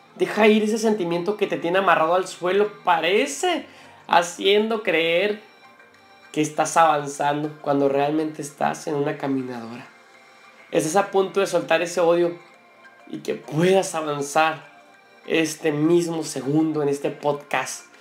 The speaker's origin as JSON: {"language": "Spanish", "country": "Mexico", "said": "Como los mexicanos decimos"}